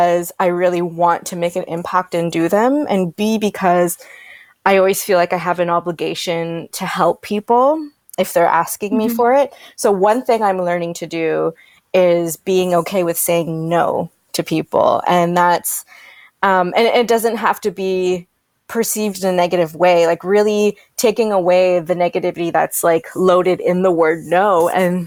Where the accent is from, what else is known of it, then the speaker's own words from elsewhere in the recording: Toronto, Ontario, Canada; moved away as an adult; now in Vancouver, Canada; I'm from Toronto / the GTA originally